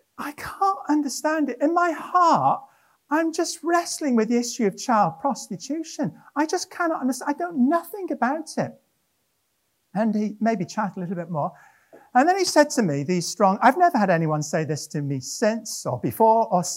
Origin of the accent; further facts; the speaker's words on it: Wrexham, Wales, United Kingdom; moved away; also born or lived in Llanelli / Cardiff / Monmouth; I was born in Wrexham in North Wales